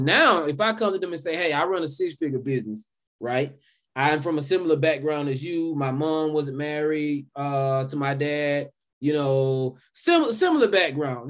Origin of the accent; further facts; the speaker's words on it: South Georgia, United States; accent: Southern; I grew up in South Georgia. I'm pretty sure you all can tell with this Southern accent that I have